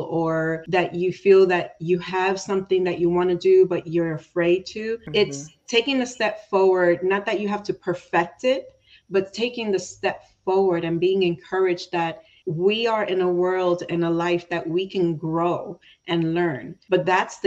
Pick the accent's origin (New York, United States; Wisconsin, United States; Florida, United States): New York, United States; being from New York and I call myself New Yorican because my parents are from Puerto Rico. And even though I was born in New York